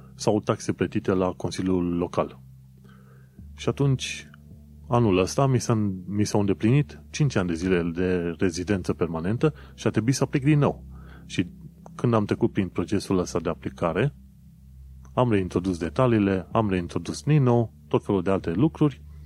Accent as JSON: {"language": "Romanian", "country": "Romania", "also_born_or_lived": "London, United Kingdom", "moved": "as an adult", "lives_now": "United Kingdom", "said": "noi venim din România"}